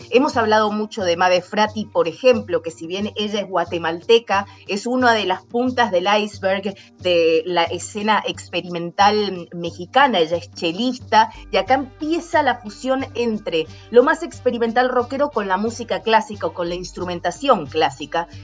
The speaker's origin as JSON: {"language": "Spanish", "region": "Cuyo", "country": "Argentina", "moved": "yes", "lives_now": "Seattle, United States", "said": "los cuyanos de mi tierra"}